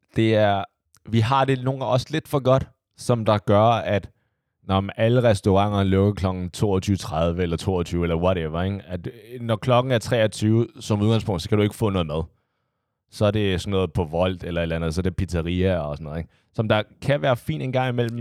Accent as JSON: {"language": "Danish", "country": "Denmark", "said": "hvor er du fra? Og jeg siger Danmark i udlandet"}